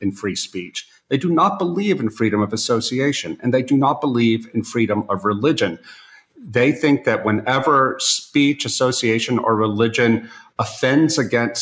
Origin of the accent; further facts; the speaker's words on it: United States; moved away as an adult; now in Eastern Europe; living now in Eastern Europe as an American